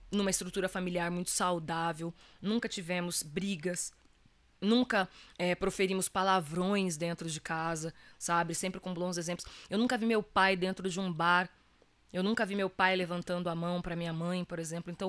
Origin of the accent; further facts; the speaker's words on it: Minas Gerais, Brazil; minha família é de Minas Gerais, né? Minha mãe, eu nasci lá, eu sou mineira, né? Com muito orgulho.